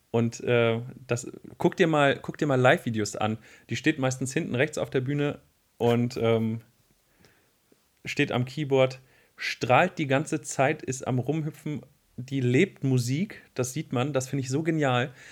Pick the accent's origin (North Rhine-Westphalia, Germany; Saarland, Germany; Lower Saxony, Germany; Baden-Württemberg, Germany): Lower Saxony, Germany; Wolfsburg; now in Braunschweig, Germany; ich komme ja aus Wolfsburg